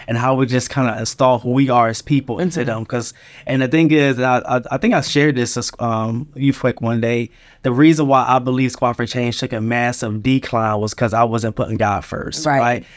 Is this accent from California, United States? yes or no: no; Philadelphia, Pennsylvania, United States; moved away; also born or lived in Charlotte, North Carolina; I was raised in Philadelphia